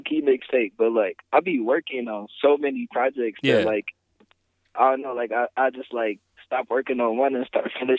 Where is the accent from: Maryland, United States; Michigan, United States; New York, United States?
Michigan, United States; also born or lived in Toledo, Ohio; I grew up in Michigan